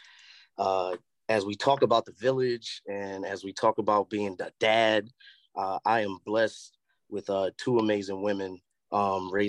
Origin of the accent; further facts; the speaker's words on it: New York City, New York, United States; moved away; also born or lived in Charlotte; I'm from the Bronx, man. I'm from an era where you walk up the block, Miss Flo can tell you what